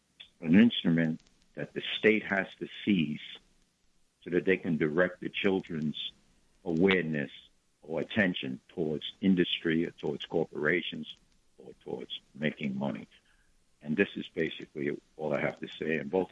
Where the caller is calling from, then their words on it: Harlem, New York, United States; Good morning. I'm from Harlem, New York.